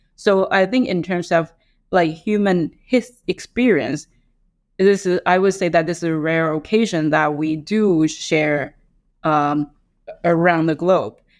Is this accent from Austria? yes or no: no; Taiwan; now in Hong Kong; I grew up in Taiwan